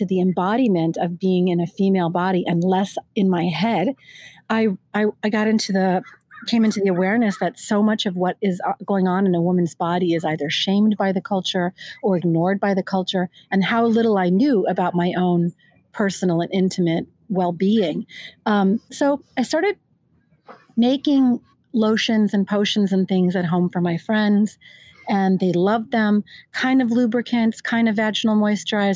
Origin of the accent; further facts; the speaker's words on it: California, United States; I'm from California